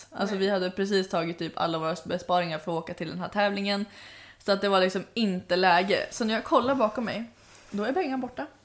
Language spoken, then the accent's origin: Swedish; Sweden; hur visste du att jag var svensk? Alltså jag ville bara ta typ strypgrepp på honom bara, hur visste du att jag var svensk?